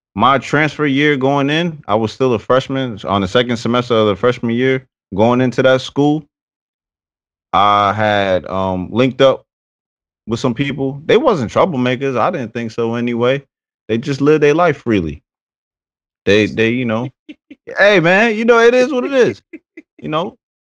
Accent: Paterson, New Jersey, United States; I'm from Patterson, New Jersey.

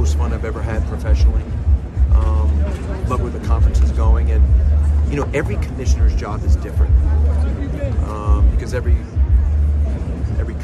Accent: Northeast, United States; moved away; growing up in the Northeast

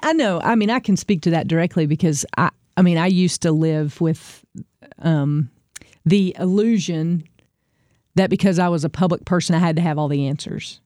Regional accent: the Bible Belt, United States; we grew up in the Bible Belt, especially if you're, you're from here.

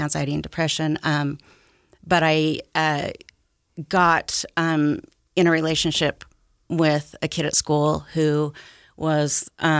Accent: Utah, United States; I grew up out here in Davis County, actually. Mm-hmm. I've been there my whole life. I'm still there. typical Utah family.

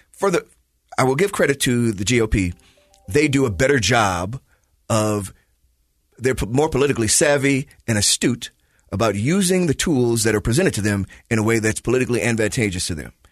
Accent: Chicago, Illinois, United States; moved away; I am from Chicago

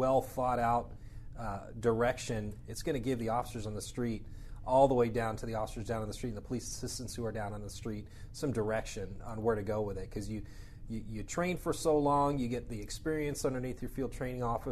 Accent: Arizona, United States; growing up in Arizona

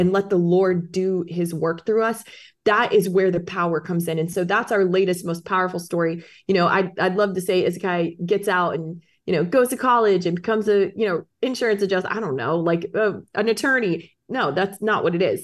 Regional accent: Orlando, Florida, United States; I got back to my hometown of Orlando, Florida.

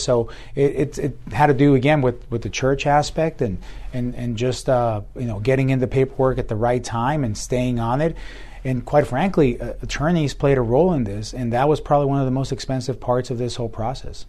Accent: Tucson, Arizona, United States; also born or lived in Hermosillo, Sonora, Mexico; came here when I was a young boy, and then my, grew up here

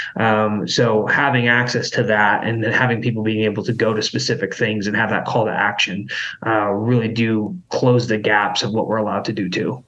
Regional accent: Idaho, United States; growing up in Idaho

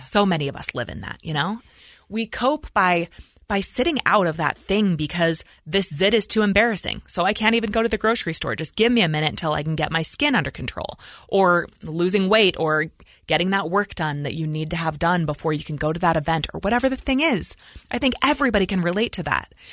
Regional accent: Idaho Falls, Idaho, United States; we were raised in Idaho Falls, Idaho.

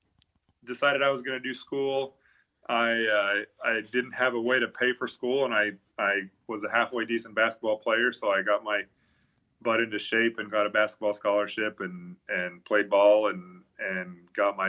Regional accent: Aberdeen, Idaho, United States; moved away as an adult; also born or lived in Blackfoot, Idaho; now in Fair Grove, United States; I was born in Blackfoot, but I grew up in Aberdeen, actually was on the other side of Snake River

